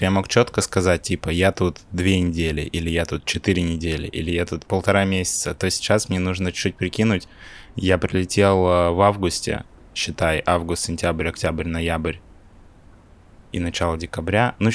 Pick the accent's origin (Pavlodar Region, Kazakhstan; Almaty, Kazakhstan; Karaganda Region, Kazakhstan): Pavlodar Region, Kazakhstan; Pavlodar; born there; Я, конечно, понимаю, что я родился не в России, но я к такому повороту, честно, был не готов сейчас.